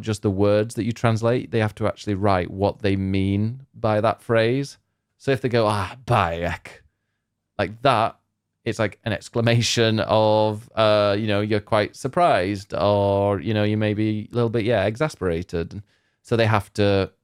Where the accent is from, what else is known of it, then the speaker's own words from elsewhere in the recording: Barnsley, Yorkshire and the Humber, United Kingdom; I'm from Barnsley.